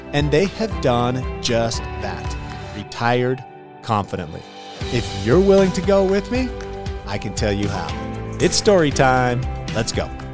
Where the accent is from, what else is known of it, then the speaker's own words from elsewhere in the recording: Utah, United States; I was born and raised in Utah